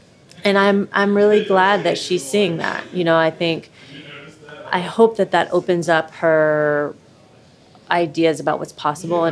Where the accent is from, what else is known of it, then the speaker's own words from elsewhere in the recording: Camp Dennison, Ohio, United States; moved away as an adult; also born or lived in Oakland, California / New York; I grew up in Camp Denison out east, like near Milford and Indian Hill